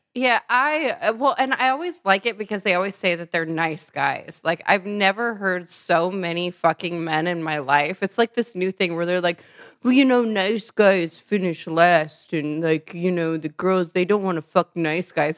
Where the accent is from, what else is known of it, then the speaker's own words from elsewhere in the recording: Nebraska, United States; moved away; also born or lived in Chicago; I lived there for a while. I'm originally from Nebraska.